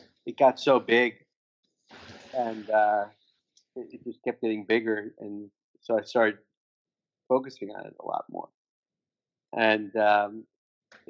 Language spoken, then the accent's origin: English; Miami, Florida, United States; also born or lived in West Palm Beach, Florida; I grew up in Miami, in the North Miami, so I'm a big Miami guy.